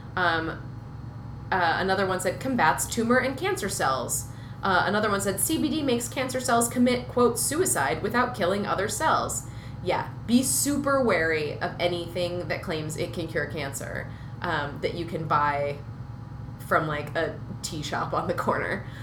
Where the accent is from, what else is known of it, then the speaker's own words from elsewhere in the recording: Minnesota, United States; I grew up in Minnesota